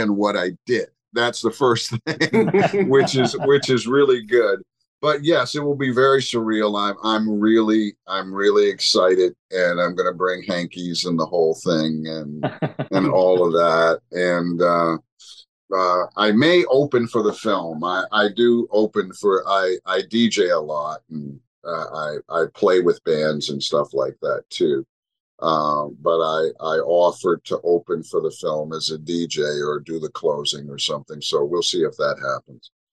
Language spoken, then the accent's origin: English; Montreal, Quebec, Canada; I'm from Montreal